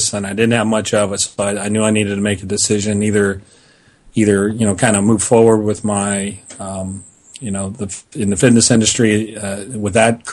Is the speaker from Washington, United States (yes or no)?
no; Columbus, Ohio, United States; it's here in my hometown